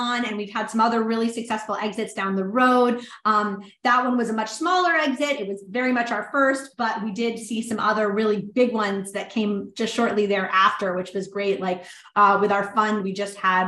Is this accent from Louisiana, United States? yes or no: yes; New Orleans, Louisiana, United States; New Orleans, which was my hometown.